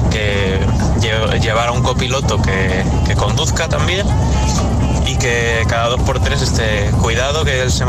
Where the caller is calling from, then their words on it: Madrid, Community of Madrid, Spain; Hola agitadores … de Madrid.